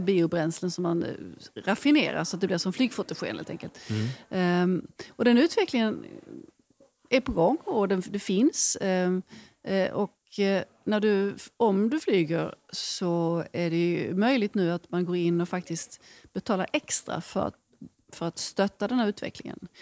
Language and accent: Swedish; Sweden; vi svenskar